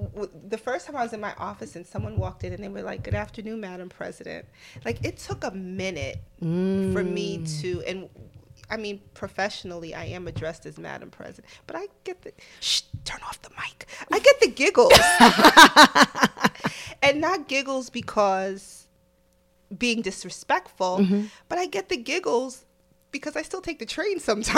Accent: New York City, New York, United States; So I guess because I'm a New Yorker, it took a minute.

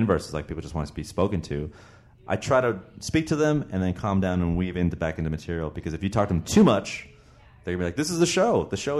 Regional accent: Toronto, Ontario, Canada; I grew up in Toronto, Canada, dude. Toronto, Ontario.

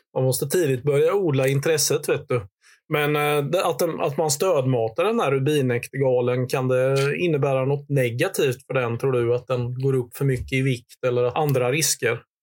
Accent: Hultsfred, Kalmar County, Sweden; från den här bygden där jag växte upp i Hultsfred i östra Småland.

